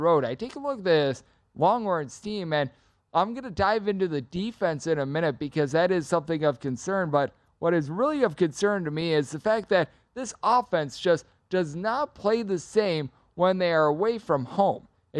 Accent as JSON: {"language": "English", "region": "Wisconsin", "country": "United States", "tie": "born or raised there", "said": "We head to my home state of Wisconsin."}